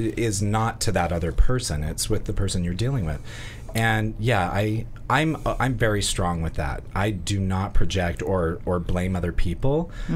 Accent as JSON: {"language": "English", "region": "Utah", "country": "United States", "said": "I'm from Utah."}